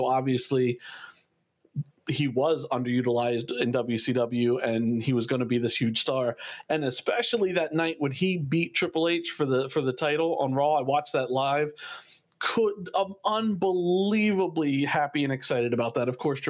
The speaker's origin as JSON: {"language": "English", "town": "Philadelphia", "region": "Pennsylvania", "country": "United States", "tie": "born or raised there", "said": "when I was a kid, growing up in Philadelphia"}